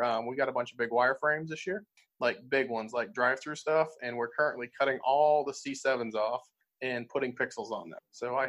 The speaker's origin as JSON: {"language": "English", "region": "New Hampshire", "country": "United States", "moved": "yes", "lives_now": "Alabama, United States", "said": "I'm originally from New Hampshire."}